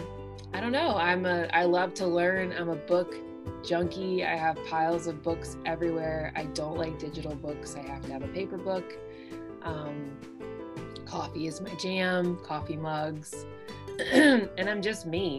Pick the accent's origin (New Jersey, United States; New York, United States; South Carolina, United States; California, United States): South Carolina, United States; moved away as an adult; now in Cincinnati, United States; I'm a Southerner who's living in Ohio. I'm originally from South Carolina